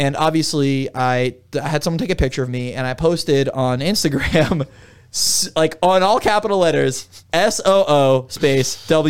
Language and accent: English; Miami, Florida, United States; And, I mean, I'm from Miami.